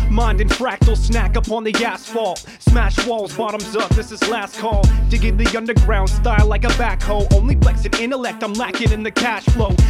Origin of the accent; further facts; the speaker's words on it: Anchorage, Alaska, United States; moved away as an adult; now in New Zealand; I'm from Anchorage in Alaska